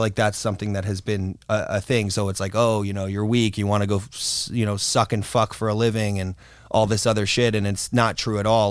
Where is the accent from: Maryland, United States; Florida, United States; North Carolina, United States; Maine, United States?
Florida, United States; also born or lived in Hollywood, Florida / North Miami Beach, Florida / Fort Lauderdale, Florida / New York; I was born in Hollywood, Florida, and I grew up mostly in North Miami Beach, Florida, and then till I was about seven, and then we lived to, moved to, um, Fort Lauderdale-esque Florida, and then more of a north of that Florida